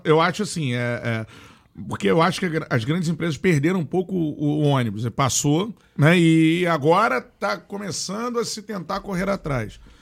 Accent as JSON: {"language": "Portuguese", "region": "Rio de Janeiro", "country": "Brazil", "said": "Eu sou do Rio de Janeiro."}